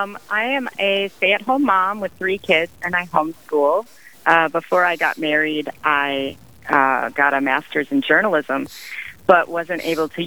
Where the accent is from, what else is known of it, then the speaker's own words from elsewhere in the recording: Midwest, United States; moved away; also born or lived in Houston / Canada; I'm from the Midwest, and I'm a convert